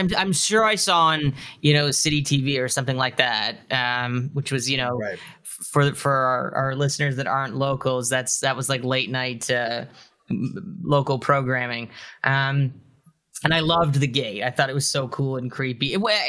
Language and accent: English; Mississauga, Ontario, Canada; I grew up in Mississauga, Yeah, suburb.